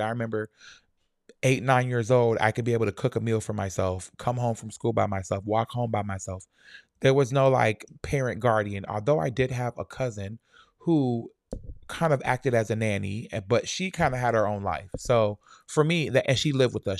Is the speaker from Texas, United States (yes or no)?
no; Lauderhill, Florida, United States; I'm from La, Fort Lauderdale, um, Lauder Hill, Shallow Side